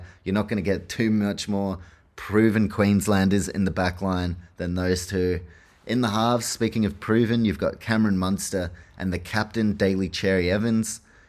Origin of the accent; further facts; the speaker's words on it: New Zealand; which I don't mind as a Kiwi